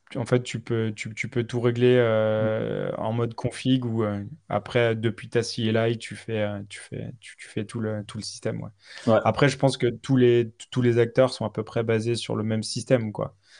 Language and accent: French; France; on est français